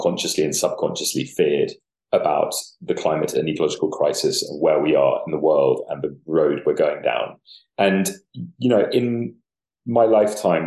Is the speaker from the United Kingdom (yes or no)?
yes; London, United Kingdom; I grew up in Camden Market, it's around that area